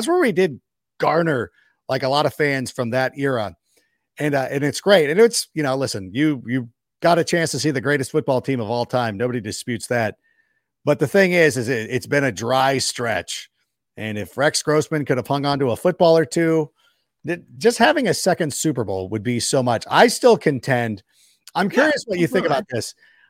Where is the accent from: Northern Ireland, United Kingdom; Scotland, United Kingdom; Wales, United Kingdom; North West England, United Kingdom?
Wales, United Kingdom; I'm Welsh. Okay. UK, right?